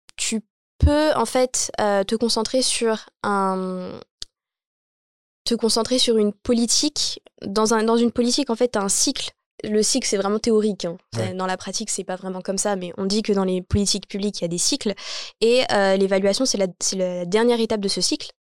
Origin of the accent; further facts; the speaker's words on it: Champigny-sur-Marne, Île-de-France, France; j'ai grandi donc à Champigny-sur-Marne. Je suis née à Champigny-sur-Marne